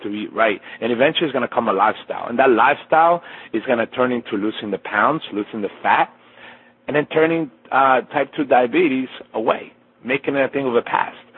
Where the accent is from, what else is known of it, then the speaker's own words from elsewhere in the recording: Colombia; moved away; being half Colombian, I was born in Colombia, in Colombia